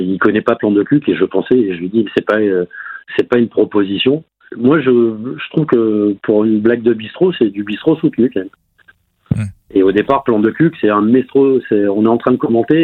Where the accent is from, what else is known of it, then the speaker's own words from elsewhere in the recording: France; en tant que petit Français